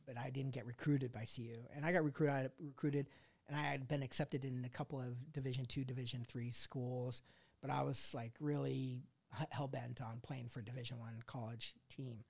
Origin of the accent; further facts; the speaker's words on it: Colorado, United States; also born or lived in Indiana; Moved to Colorado and, and s, you know, grew up there